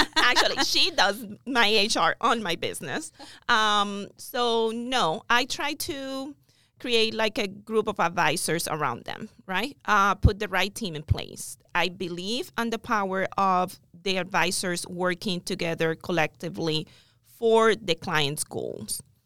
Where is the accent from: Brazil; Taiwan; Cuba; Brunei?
Cuba; moved away as an adult; also born or lived in Miami; now in United States; I'm original from Cuba, came to the United States in two thousand